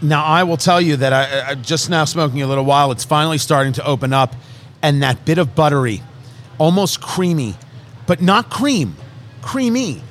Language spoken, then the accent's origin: English; New Jersey, United States; I grew up in Jersey